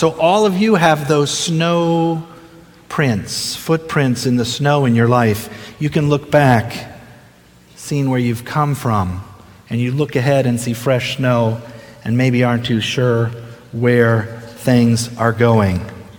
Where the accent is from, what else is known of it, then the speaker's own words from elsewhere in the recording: Ohio, United States; also born or lived in Delaware; I was born and raised in Ohio, my first 6 years in Ohio. Spent 1 year in Delaware. My dad was a pastor, so we moved a lot.